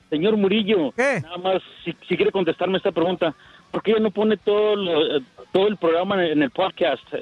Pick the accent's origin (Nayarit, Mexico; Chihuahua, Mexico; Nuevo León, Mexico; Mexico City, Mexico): Chihuahua, Mexico; Juárez; en mi tierra Juárez.